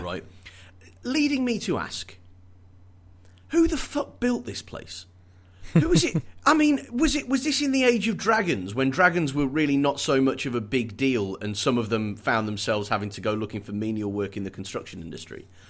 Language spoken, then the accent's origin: English; United Kingdom; as a Brit